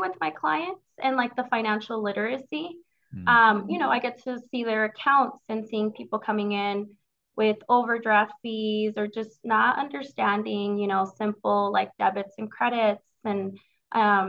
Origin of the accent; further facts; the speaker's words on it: Denver, Colorado, United States; I grew up in the North Denver area. So I'm a Denver native